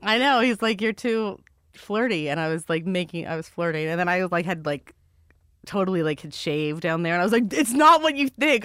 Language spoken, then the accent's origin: English; Maryland, United States; I'm from Maryland